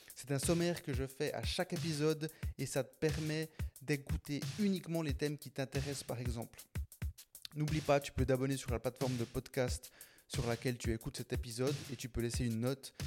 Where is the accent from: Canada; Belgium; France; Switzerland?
Switzerland; on vit en Suisse. Euh, moi, je suis né en Suisse. Premier de ma famille, je suis colombien. Premier de ma famille à être né en Suisse